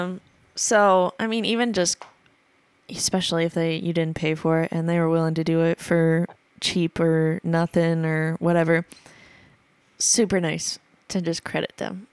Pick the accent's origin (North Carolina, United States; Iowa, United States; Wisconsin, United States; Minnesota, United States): Iowa, United States; Atlantic; moved away; my hometown is because, uh, Atlantic Iowa is the Coca-Cola capital of Iowa.